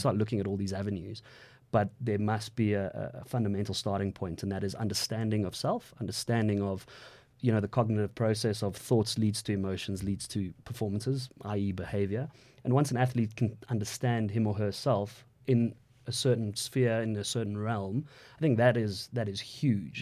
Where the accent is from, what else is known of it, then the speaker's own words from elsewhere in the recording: South Africa; I'm a South African male